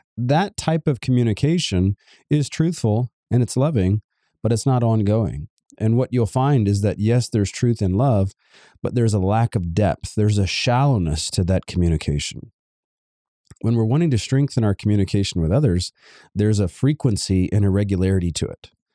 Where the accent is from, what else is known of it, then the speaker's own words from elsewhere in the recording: Savannah, Georgia, United States; I come from Georgia, Savannah, Georgia, to be exact